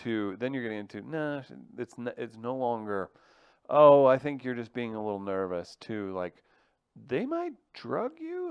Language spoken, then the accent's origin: English; Farmington, Missouri, United States; now in St. Louis, United States; Farmington, Missouri, where, is where I grew up